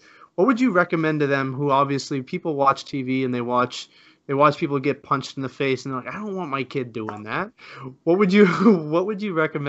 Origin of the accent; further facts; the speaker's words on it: Canada; Being a Canadian